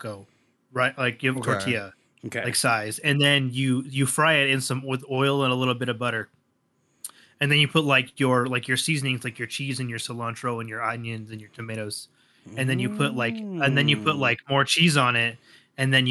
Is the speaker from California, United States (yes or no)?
yes; Southern California, United States; I was born in Southern California